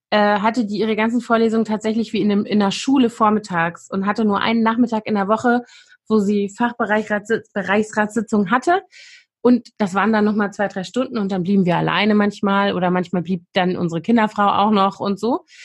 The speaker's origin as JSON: {"language": "German", "region": "West Germany", "country": "Germany", "tie": "born or raised there", "said": "also ich bin ja in Westdeutschland groß geworden"}